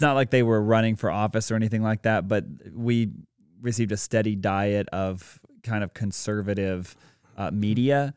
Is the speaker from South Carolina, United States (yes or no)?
yes; Greenville, South Carolina, United States; also born or lived in Dallas, Texas / Atlanta, Georgia; So I was born in Dallas, Texas, uh, and lived there for, like, seven and a half years, then lived in Atlanta for a while, and then ultimately moved here to Greenville, South Carolina, and have spent, like, twenty years here now